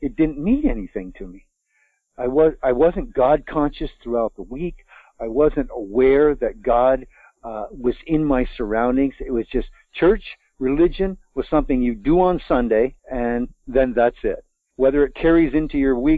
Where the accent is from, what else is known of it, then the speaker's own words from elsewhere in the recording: Vermont, United States; I'm a Vermonter. I was born in Vermont, raised in Vermont